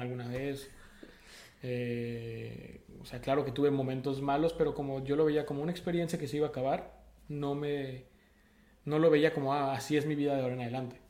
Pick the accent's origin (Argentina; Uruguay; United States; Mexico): Mexico; Sonora; moved away as an adult; now in France; yo crecí en Sonora